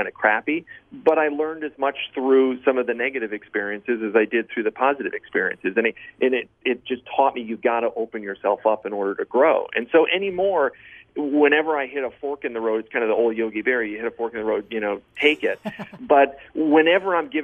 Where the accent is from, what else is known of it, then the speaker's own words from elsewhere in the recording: Michigan, United States; moved away; growing up in Michigan